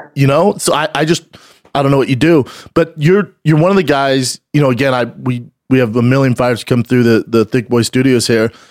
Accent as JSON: {"language": "English", "town": "Denver", "region": "Colorado", "country": "United States", "said": "I'm from Denver"}